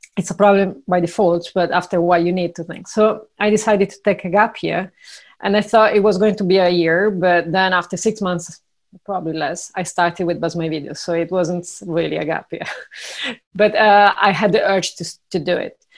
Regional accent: Italy; moved away; also born or lived in Ireland / Brazil / Argentina; I'm originally from Italy, but I lived in eight, seven different countries uh, plus Italy

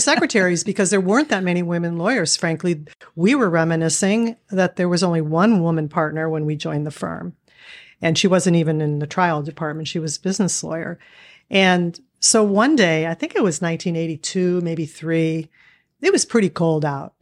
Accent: Erie, Pennsylvania, United States; moved away as an adult; also born or lived in Pittsburgh, Pennsylvania; now in Cleveland, United States; I grew up in Erie, Pennsylvania

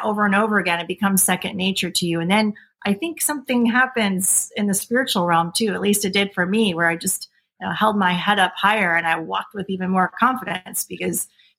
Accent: United States; I am American free woman, and I am the grantor of the original jurisdiction and its beneficiary.

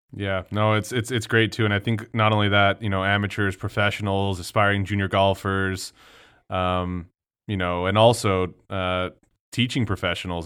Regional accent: El Paso, Texas, United States; growing up in El Paso, Texas

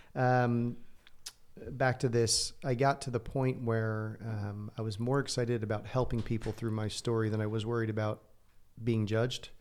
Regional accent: New Jersey, United States; moved away as an adult; also born or lived in Santa Barbara, California; I grew up in a, you know, regular h-, household, loving household in New Jersey. I grew up in North, uh, half hour outside of New York City

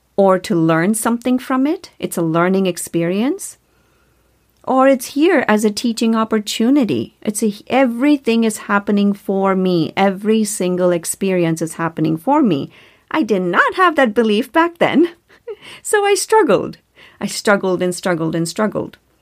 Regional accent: India; moved away as an adult; now in United States; I grew up in India

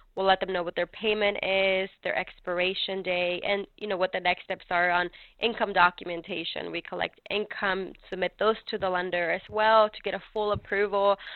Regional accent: California, United States; also born or lived in North Carolina; now in Mooresville, United States; I was raised in California myself

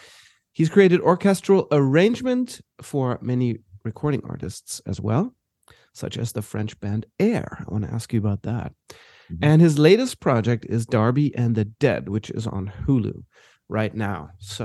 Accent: Johannesburg, Gauteng, South Africa; moved away; I grew up in South Africa, and in Johannesburg.

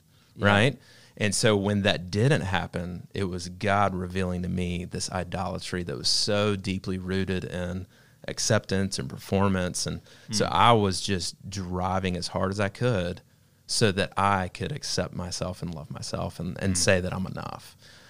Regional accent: Georgia, United States; And so all my life, I grew up in Georgia, and I had this thing in my life where I felt like I had to be enough.

